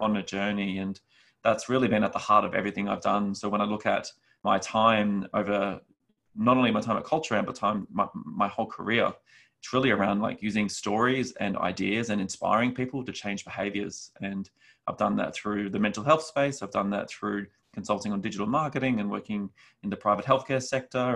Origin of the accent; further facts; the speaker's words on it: Australia; moved away; my background is I'm from Australia originally